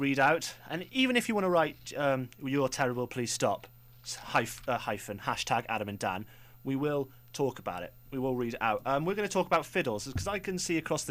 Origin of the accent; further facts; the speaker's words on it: Wales, United Kingdom; As a Welshman, I am